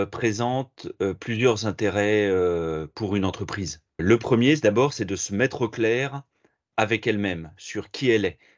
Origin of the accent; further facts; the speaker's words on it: Paris, Île-de-France, France; now in Tours, France; j'habite à Tours depuis, euh, depuis 8 ans maintenant, je suis parisien d'origine.